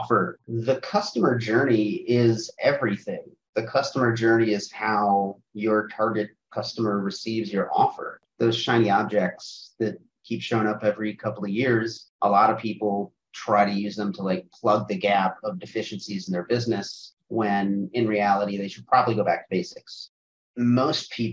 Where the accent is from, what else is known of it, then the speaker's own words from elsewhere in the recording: North Port, Florida, United States; I grew up in Northport, Florida, which is just like nothing in Florida effectively